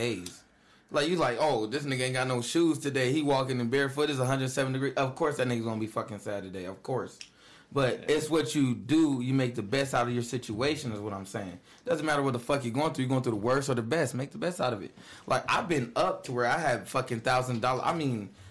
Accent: Vallejo, California, United States; moved away; I'm from California, like Vallejo, California.

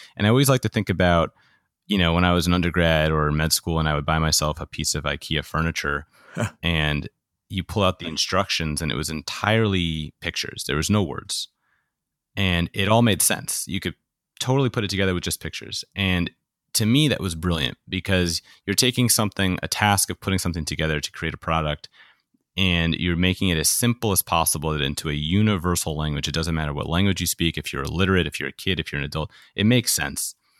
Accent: New York, United States; I grew up in New York

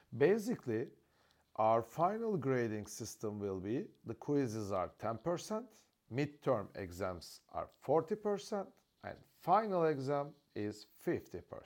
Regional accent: Ankara, Turkey; I was born in Ankara, the capital city of Turkey, in 1975.

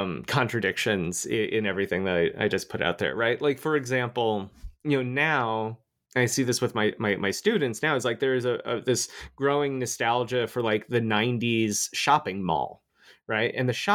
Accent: Florida, United States; I grew up in Florida. I used to live there.

